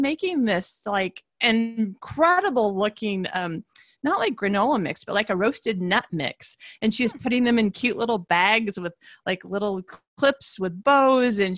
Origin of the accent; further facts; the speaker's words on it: Michigan, United States; I'm from Michigan